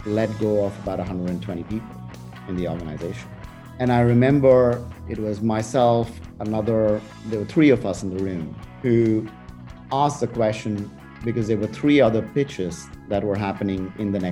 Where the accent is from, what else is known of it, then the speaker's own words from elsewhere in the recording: India; moved away; I was growing up in India